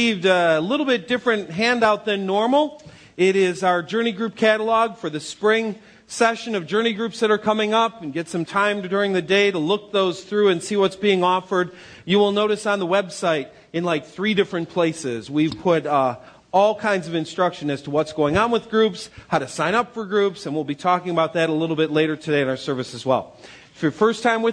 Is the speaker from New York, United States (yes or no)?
yes; Western New York, United States; moved away; I grew up in Western New York